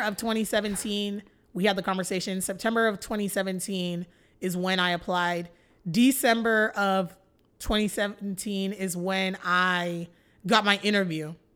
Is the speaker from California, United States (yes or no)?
no; Flower Mound, Texas, United States; I grew up born and raised in Flower Mound, Texas